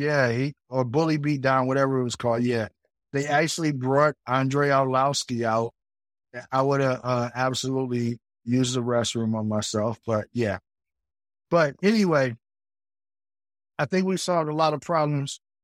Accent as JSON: {"language": "English", "country": "United States"}